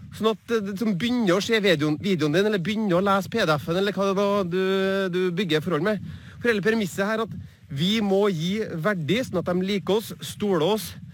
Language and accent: Norwegian; Trondheim, Trøndelag, Norway; på Byåsen der jeg vokste opp